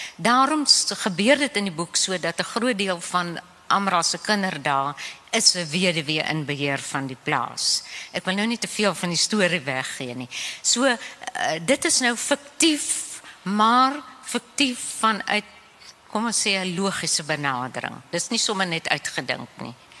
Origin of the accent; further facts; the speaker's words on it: Namibia; accent: Namibian Afrikaans; moved away; ek is in Namibië gebore. Ons praat 'n bietjie 'n ander Afrikaans.